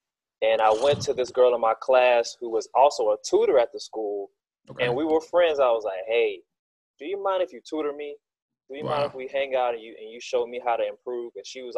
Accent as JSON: {"language": "English", "town": "Macon", "region": "Georgia", "country": "United States", "said": "So I had a base understanding of, okay … I'm from Macon."}